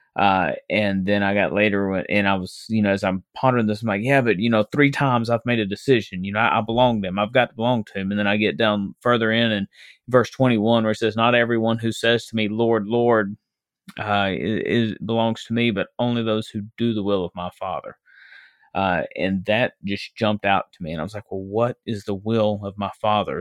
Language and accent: English; West Memphis, Arkansas, United States; I was born and raised in West Memphis, Arkansas.